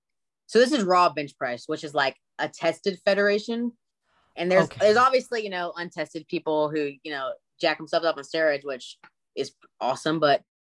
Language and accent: English; Austin, Texas, United States; he actually lives in my hometown. He lives in Austin, Texas.